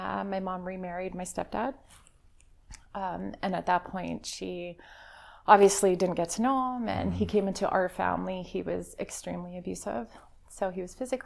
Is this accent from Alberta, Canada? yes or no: yes; Calgary, Alberta, Canada; I grew up in Calgary